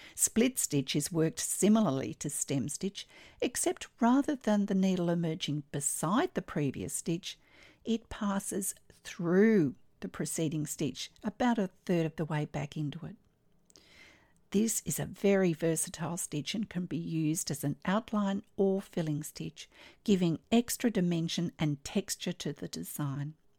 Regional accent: Australia; I'm an Australian textile artist

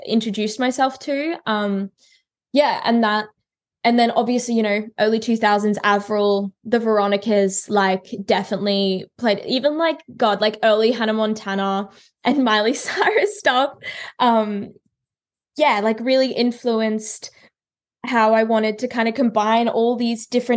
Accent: Brisbane, Queensland, Australia; Brisbane, like my hometown

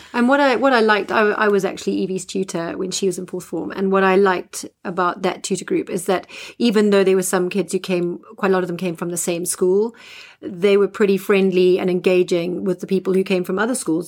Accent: Zimbabwe; moved away as an adult; now in England, United Kingdom; I'm a Zimbabwean um, and was born and bred in Zimbabwe.

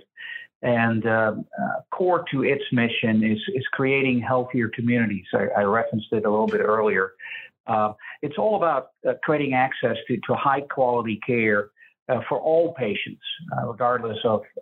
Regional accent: a little town outside of Amsterdam, North Holland, Netherlands; now in Omaha, United States; I grew up in Europe, in Amsterdam, just a little town outside of Amsterdam.

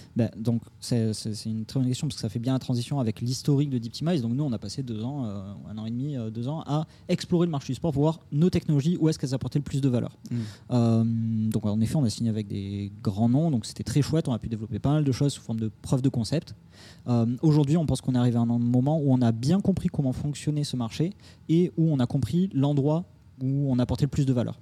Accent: Toulouse, Occitania, France; moved away as an adult; now in Paris, France; Je viens de Toulouse, sud de la France. je suis arrivé à Paris il y a 6 ans, 7 ans maintenant

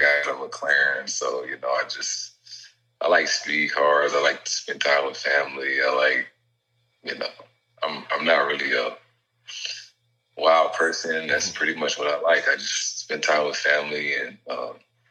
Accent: the South, United States; moved away as an adult; now in Boston, United States; I grew up in the South

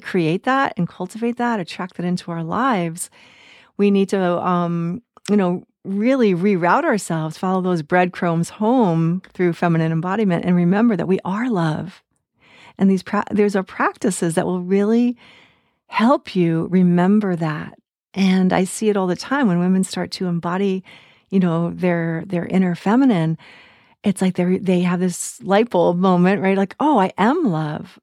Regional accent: United States; I grew up in the United States in the nineteen seventies

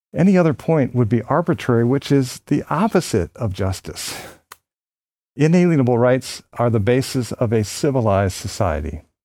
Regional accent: Philadelphia, Pennsylvania, United States; born or raised there

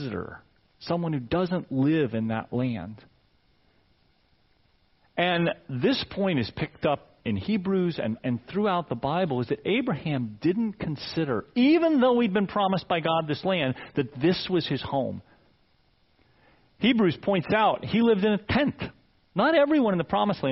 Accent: Fairfax, Virginia, United States; moved away; I'm Northern Virginia guy. I lived away for 15 years, but I was born in Fairfax, and Nancy and I have now been back for 15 years, and I lived in this area longer than anywhere else

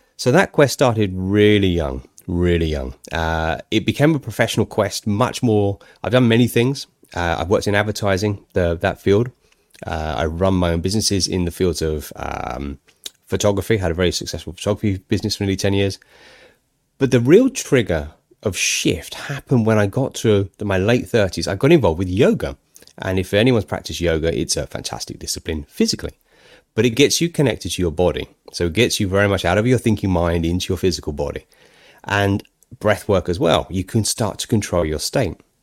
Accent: United Kingdom; I'm a Brit

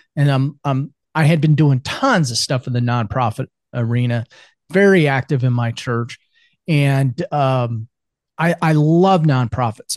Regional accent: central Iowa, United States; moved away as an adult; also born or lived in Arkansas / Texas / South Carolina; now in Spartanburg, United States; I grew up in central Iowa

